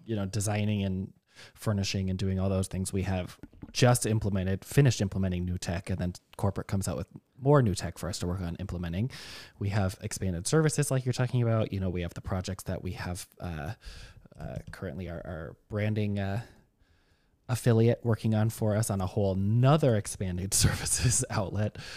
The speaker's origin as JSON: {"language": "English", "region": "Minnesota", "country": "United States", "said": "I'm still from Minnesota where fifty degrees is hot"}